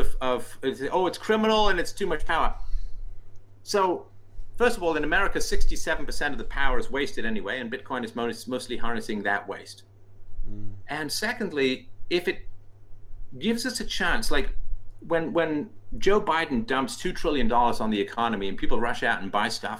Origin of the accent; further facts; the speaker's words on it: England, United Kingdom; also born or lived in Ireland; I was born in Ireland. I grew up in England.